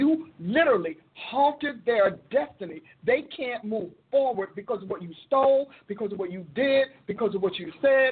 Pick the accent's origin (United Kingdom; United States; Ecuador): United States; Newark, New Jersey; I grew up in Newark where, you know, in the city